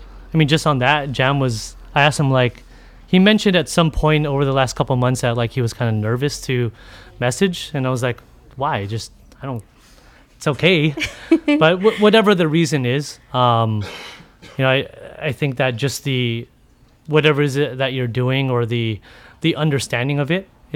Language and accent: English; Philippines; whether it was being a Filipino in this community and cooking.